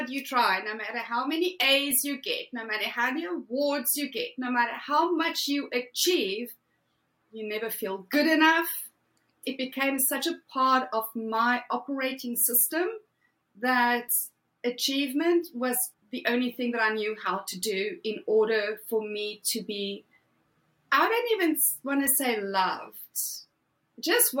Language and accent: English; South Africa; moved away as an adult; Originally from South Africa, born and bred, Afrikaans girl, grew up in a typical Afrikaans household